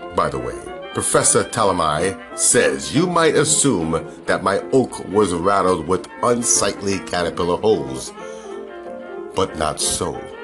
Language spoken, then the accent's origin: English; New York City, New York, United States; I grew up there. I grew up in New York